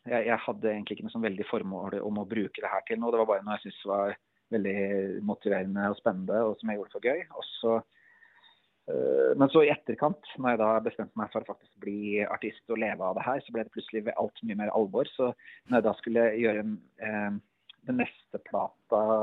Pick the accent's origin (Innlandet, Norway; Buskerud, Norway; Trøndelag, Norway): Innlandet, Norway; Elverum; jeg er en kar fra skogen, jeg er fra Elverum